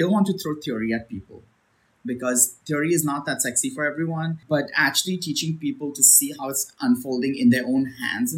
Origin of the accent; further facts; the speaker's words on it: India; moved away; I was born in India. So my flavor profiles that immediately come to mind are those that are, you know, from what I've experienced as a kid in India